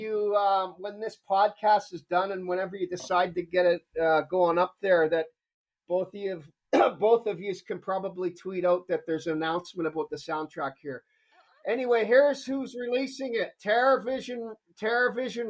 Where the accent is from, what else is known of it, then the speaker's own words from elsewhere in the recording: Toronto, Ontario, Canada; also born or lived in Scarborough; I was born and raised in Toronto